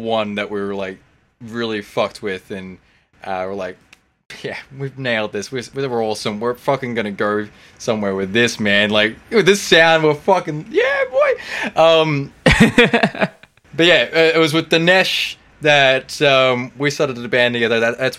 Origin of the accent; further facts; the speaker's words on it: Victoria, Australia; because we were thinking, hey, we're from Victoria, right? That's the Garden State.